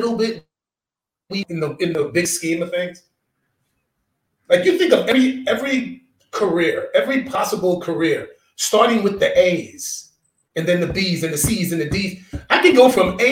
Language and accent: English; New York City, New York, United States; I'm from New York City, the Bronx